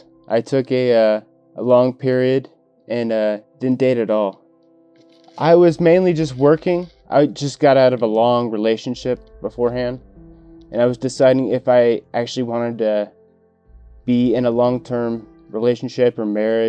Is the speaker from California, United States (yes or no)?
yes; Simi Valley, California, United States; I am 29 years old. I grew up most of my life in Simi Valley.